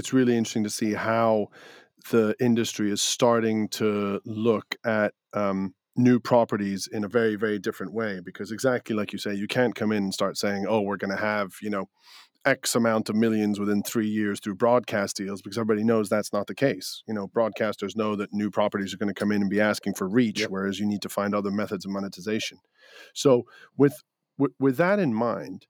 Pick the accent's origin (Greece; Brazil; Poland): Greece; born or raised there; now in United Kingdom